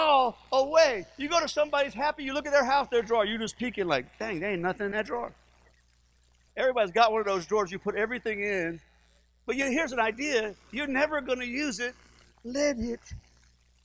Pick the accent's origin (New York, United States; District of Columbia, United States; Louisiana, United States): Louisiana, United States; Livingston Parish; we're from Livingston Parish